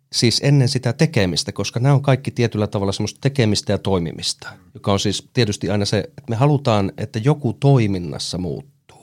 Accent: Ilomantsi, North Karelia, Finland; also born or lived in Joensuu; now in Helsinki, Finland; Mä tuun siis Ilomantsista, enkä suinkaan sieltä keskustasta, vaan siitä 27 kilometriä itärajalle. Eli siellä on kasvanut

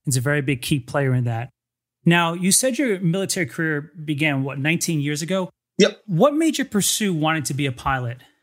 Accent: New Jersey, United States; I'm from New Jersey.

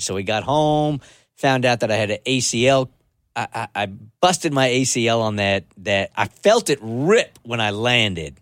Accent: San Diego, California, United States; I grew up in San Diego

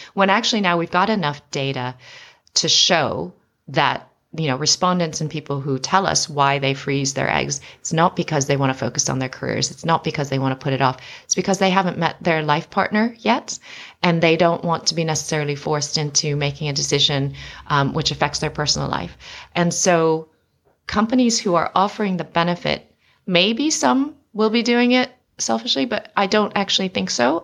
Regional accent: United States; moved away as an adult; now in London, United Kingdom; I was born and raised in America

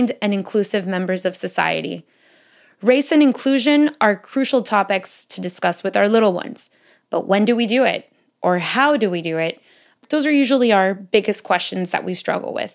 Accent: Miami, Florida, United States; I was born in Miami, raised in Miami

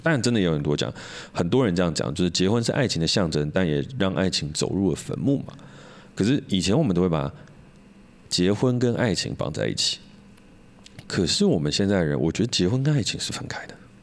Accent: Hsinchu, Taiwan; 我们都是台湾长大的

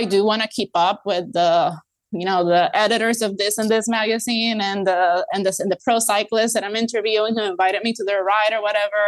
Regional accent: Puerto Rico; moved away; I come from Puerto Rico

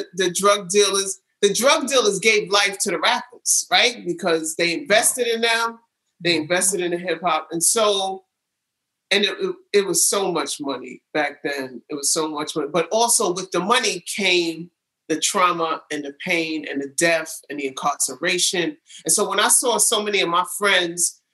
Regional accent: New York City, New York, United States; also born or lived in California; I was born in California. And I was raised in New York City, fully raised in New York City

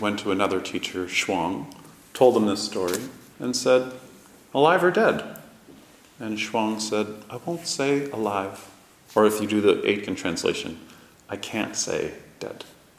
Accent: Toronto, Ontario, Canada; all the last names are the same last names as all the people I grew up with in Canada, in a small Jewish community in Toronto.

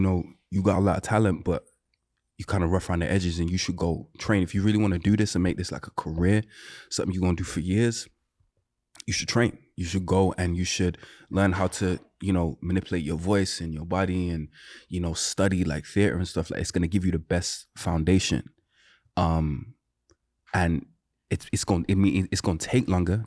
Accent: Birmingham, West Midlands, United Kingdom; moved away; so I'm not from London. I'm from a city called, uh, Birmingham.

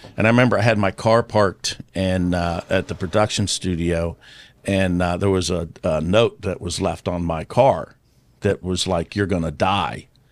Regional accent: Virginia, United States; I grew up with that in Virginia

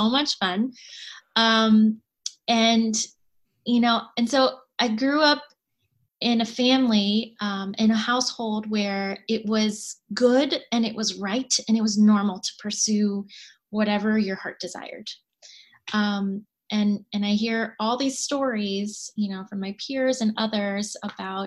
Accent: Bethesda, Maryland, United States; I grew up in Bethesda, Maryland

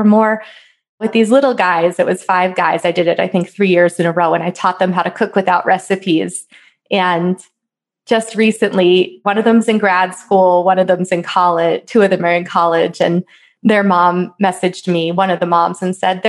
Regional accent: East Coast, United States; now in Colorado, United States; I grew up on the East Coast

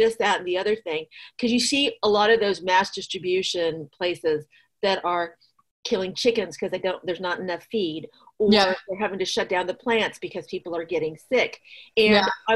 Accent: Midwest, United States; now in Fairfax County, Virginia, United States; growing up in the Midwest, you could drive down rural roads and farmers would just have stands

